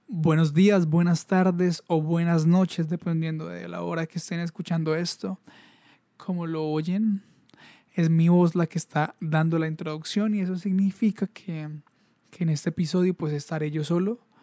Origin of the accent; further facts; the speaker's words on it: Colombia; como colombianos